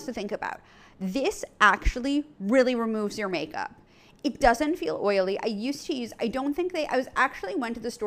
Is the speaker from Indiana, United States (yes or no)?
no; New York City, New York, United States; when I grew up in New York City